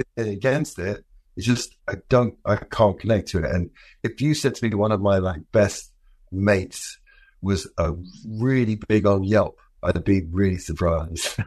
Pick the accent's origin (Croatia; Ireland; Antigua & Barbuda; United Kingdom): United Kingdom; London; I'm from London.